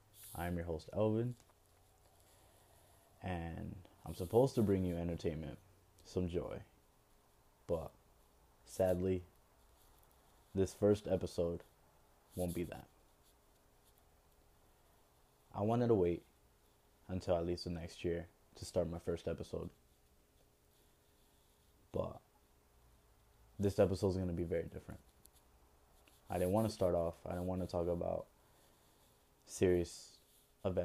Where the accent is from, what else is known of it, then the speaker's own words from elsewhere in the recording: United States; We, as the American people